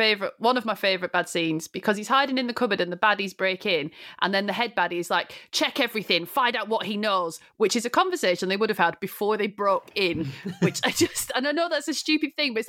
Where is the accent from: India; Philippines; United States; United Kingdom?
United Kingdom; I'm not an American. I'm a loyal subject.